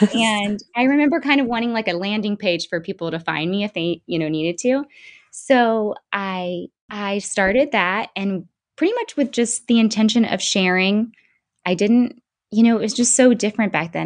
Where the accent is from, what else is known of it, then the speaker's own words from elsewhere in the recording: Bradenton, Florida, United States; also born or lived in Palmetto, Florida / St. Augustine, Florida / Mississippi; I am from Bradenton, Florida, and I live about 15 minutes from there in Palmetto, Florida currently